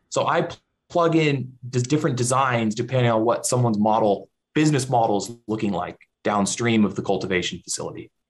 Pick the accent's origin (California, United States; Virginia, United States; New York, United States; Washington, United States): California, United States; Central Valley; also born or lived in Bay Area, California; I grew up in the Central Valley in California, where there's big agriculture all around